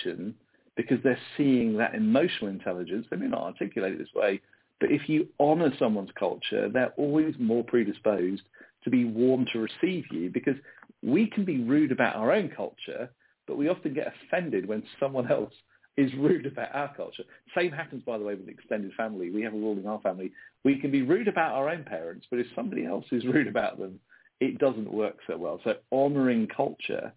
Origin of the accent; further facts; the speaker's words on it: United Kingdom; also born or lived in United States; I'm a Briton in exile. I'm an American in exile in Britain with a British passport.